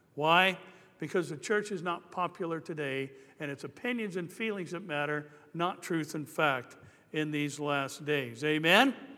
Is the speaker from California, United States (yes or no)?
yes; Anaheim, California, United States; I grew up in Anaheim First Church of the Nazarene